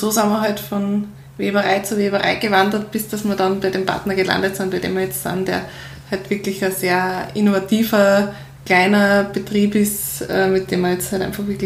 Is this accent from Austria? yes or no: yes; Upper Austria, Austria; Und ich komme aus Oberösterreich